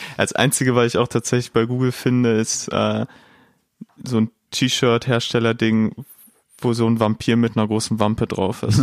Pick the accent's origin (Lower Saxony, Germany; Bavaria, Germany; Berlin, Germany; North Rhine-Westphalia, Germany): North Rhine-Westphalia, Germany; Dortmund; Ich bin in Dortmund aufgewachsen.